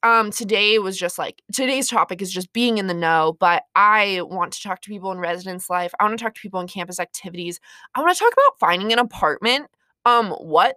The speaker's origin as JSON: {"language": "English", "region": "Montana / South Dakota", "country": "United States", "said": "I am from Montana slash South Dakota"}